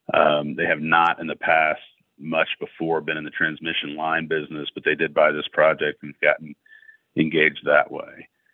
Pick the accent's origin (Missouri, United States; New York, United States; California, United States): Missouri, United States; Mexico; now in Columbia, United States; I'm originally from, I grew up right on the Audrey and Callaway County line and went to high school in Mexico and came up in a cow-calf operation, a quarter horse operation there.